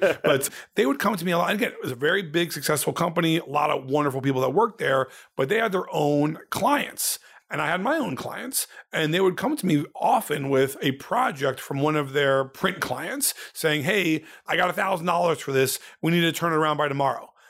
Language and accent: English; Ohio, United States; also born or lived in Indiana, United States; now in Los Angeles, United States; my whole life growing up in Ohio